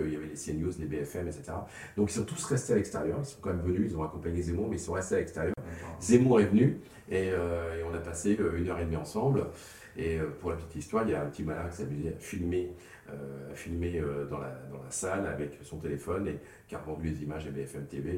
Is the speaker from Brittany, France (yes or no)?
no; the Nord, Hauts-de-France, France; also born or lived in Bordeaux; comme chez nous dans le Nord